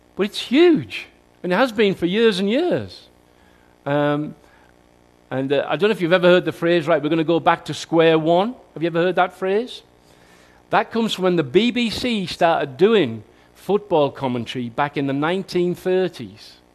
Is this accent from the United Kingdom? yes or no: yes; Newton Aycliffe, North East England, United Kingdom; That's my hometown